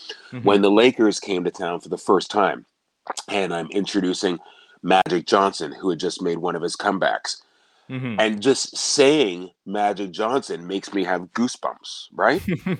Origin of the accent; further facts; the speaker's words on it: Canada; To be able to announce for Steve Nash as a Canadian, right?